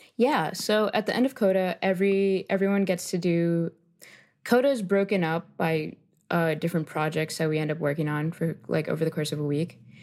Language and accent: English; Miami, Florida, United States; also born or lived in Colombia; I moved to Miami, Florida. Uh, the suburb I grew up in, West Kendall